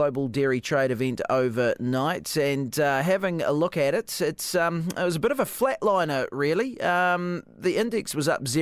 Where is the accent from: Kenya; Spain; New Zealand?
New Zealand; Dunedin, Otago; I'm from Dunedin